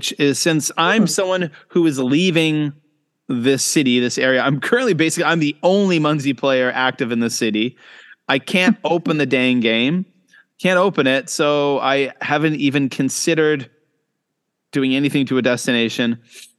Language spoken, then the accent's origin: English; Canada; now in Shenzhen, China; I'm a Canadian coming to you from Shenzhen, China